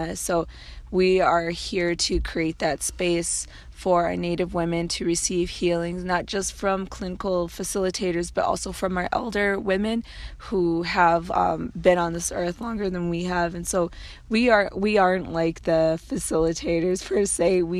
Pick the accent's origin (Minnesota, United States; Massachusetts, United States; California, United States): Minnesota, United States; Minneapolis; bands are Assistant Wapton Dakota and Standing Rock Nation, Dakota Lakota. And I'm from Minneapolis, Minnesota.